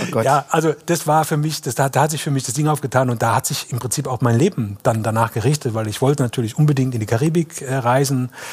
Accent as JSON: {"language": "German", "area": "Electoral Palatinate", "region": "Kurpfalz", "country": "Germany", "tie": "born or raised there", "lives_now": "Palatinate, Germany", "said": "ich bin geborener Kurpfälzer, wohnhafter Pfälzer."}